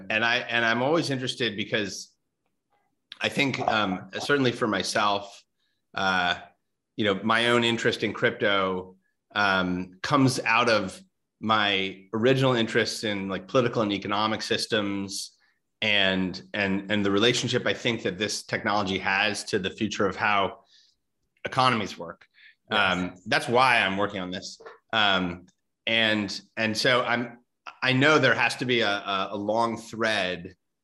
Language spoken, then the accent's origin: English; Midwest, United States; I was from the Midwest.